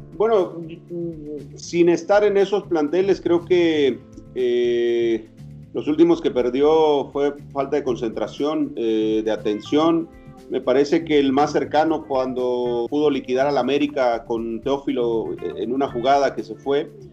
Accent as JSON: {"language": "Spanish", "town": "Estación Almoloya", "region": "Oaxaca", "country": "Mexico", "tie": "born or raised there", "said": "mi pueblo se llama Estación Almoloya, Oaxaca"}